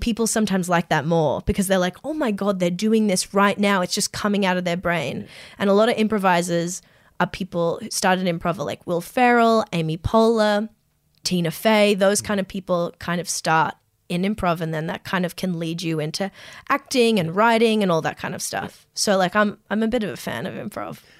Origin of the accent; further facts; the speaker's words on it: Strathfield, New South Wales, Australia; I grew up in Strathfield